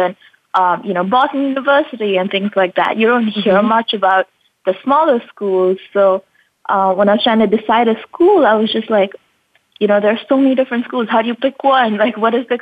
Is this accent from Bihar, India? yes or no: no; Mumbai, Maharashtra, India; moved away as an adult; now in United States; I was born and raised in India, Mumbai. So that's where I've lived all my life